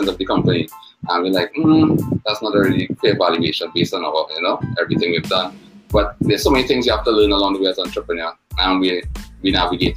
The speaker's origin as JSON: {"language": "English", "country": "Trinidad & Tobago", "said": "I'm from Trinidad and Tobago in the Caribbean."}